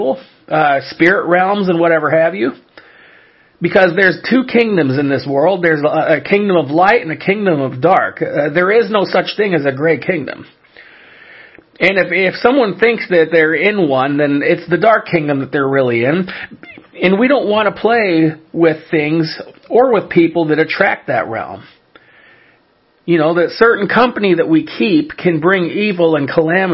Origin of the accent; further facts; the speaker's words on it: California, United States; I'm originally born and raised in California